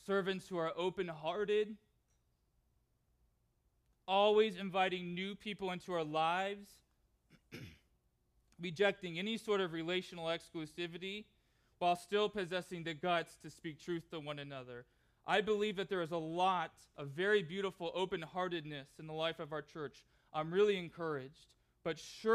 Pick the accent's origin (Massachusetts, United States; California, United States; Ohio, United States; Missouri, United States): California, United States; Southern; moved away; Southern California, which is where I grew up